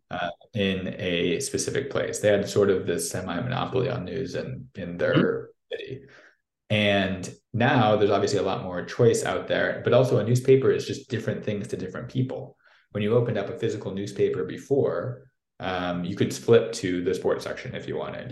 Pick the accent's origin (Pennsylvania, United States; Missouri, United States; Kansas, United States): Missouri, United States; St. Louis; accent: American; moved away as an adult; also born or lived in New York / Moscow, Russia; now in Brussels, Belgium; from a place called St. Louis in the US. Um, for those of you sort of maybe more European based, that's in the middle of the country, in the Midwest, south of Chicago. Um, and, and grew up there